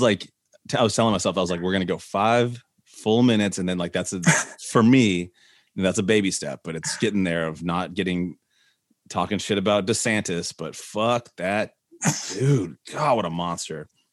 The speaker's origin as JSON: {"language": "English", "town": "Nashville", "region": "Tennessee", "country": "United States", "tie": "born or raised there", "also_born_or_lived": "Tucson, Arizona", "said": "I grew up here in Nashville."}